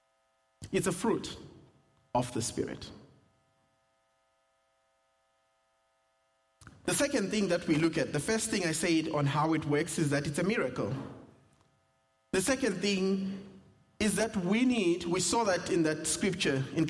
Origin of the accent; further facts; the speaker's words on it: South Africa; accent: South African; moved away; my South African accent